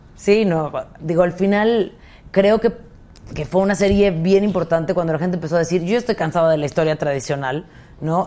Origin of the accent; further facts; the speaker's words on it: Mexico; como mexicanos